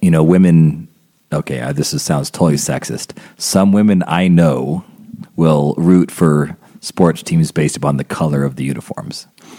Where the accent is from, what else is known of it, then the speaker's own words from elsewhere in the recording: Albuquerque, New Mexico, United States; growing up in Albuquerque, New Mexico